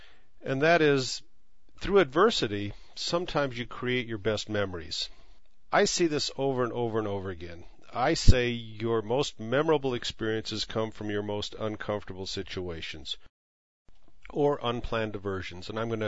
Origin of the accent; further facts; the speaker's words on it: Logan, Utah, United States; I'm talking to my friend, my longtime friend I grew up with in Logan, Utah.